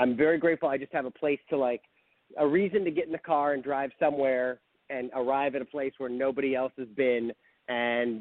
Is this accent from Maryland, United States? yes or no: no; St. Louis, Missouri, United States; I grew up in St. Louis, Missouri. So I'm a good little Midwestern kid